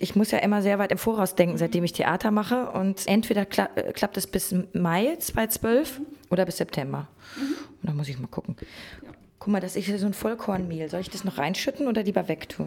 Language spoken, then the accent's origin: German; North Rhine-Westphalia, Germany; now in Berlin, Germany; wir haben früher in Ostwestfalen Pfannkuchen gesagt